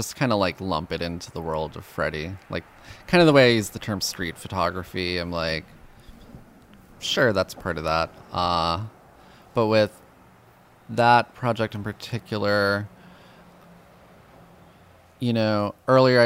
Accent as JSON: {"language": "English", "town": "Yonkers", "region": "New York", "country": "United States", "tie": "born or raised there", "said": "growing up in Yonkers"}